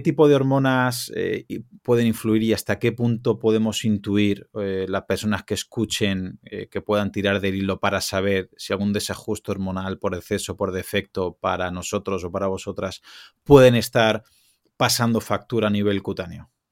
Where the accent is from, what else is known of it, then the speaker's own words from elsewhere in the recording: Alicante, Valencian Community, Spain; yo soy de Alicante